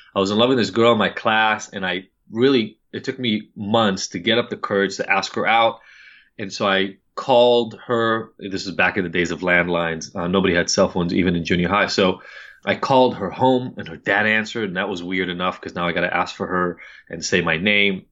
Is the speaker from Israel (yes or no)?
yes; Israel; moved away; I'm from Israel, upper middle class family